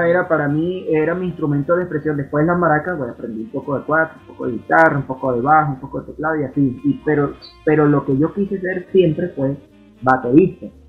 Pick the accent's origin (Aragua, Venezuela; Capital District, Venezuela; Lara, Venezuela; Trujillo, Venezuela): Aragua, Venezuela; now in Colombia; como a una hora de, de Baracoa, mi pueblo